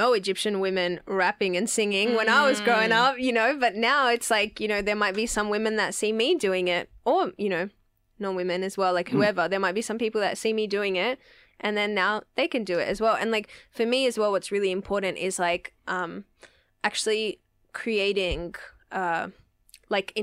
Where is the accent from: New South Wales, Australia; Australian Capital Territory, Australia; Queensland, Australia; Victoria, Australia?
New South Wales, Australia; Sydney; my experience of growing up in the West was like multiculturalism, family, community